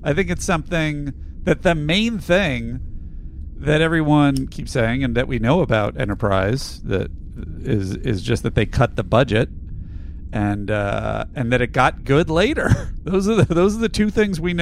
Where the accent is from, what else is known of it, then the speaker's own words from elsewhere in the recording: New York, United States; I grew up in New York